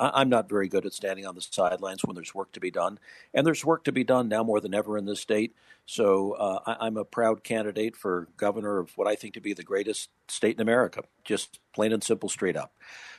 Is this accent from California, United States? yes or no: yes; Los Angeles, California, United States; now in Utah, United States; seventh generation Utahn. I was born in California, raised in Los Angeles, lived back east